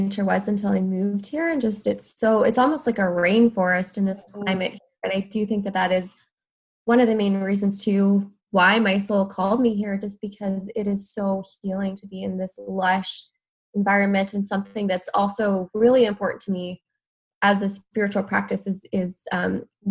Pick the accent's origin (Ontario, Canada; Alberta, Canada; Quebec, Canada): Alberta, Canada; moved away as an adult; also born or lived in Vancouver area, British Columbia; now in Vancouver, Canada; I'm from Alberta